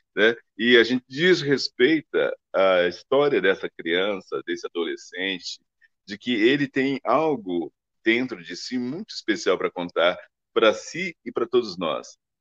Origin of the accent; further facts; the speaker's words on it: Brazil; nós somos brasileiros